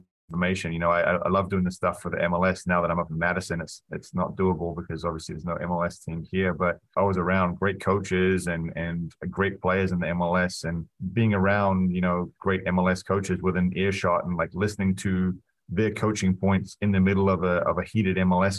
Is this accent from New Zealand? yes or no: yes; New Zealand; also born or lived in Wisconsin; now in United States; a young kid growing up in New Zealand